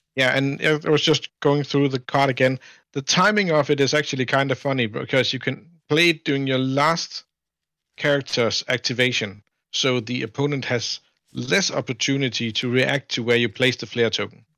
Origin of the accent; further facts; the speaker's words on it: Denmark; I'm from Denmark, uh, which is, uh, Northern Europe